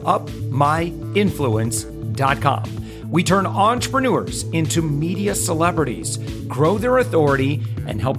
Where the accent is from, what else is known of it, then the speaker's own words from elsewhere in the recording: Michigan, United States; now in Florida, United States; I'm originally from Michigan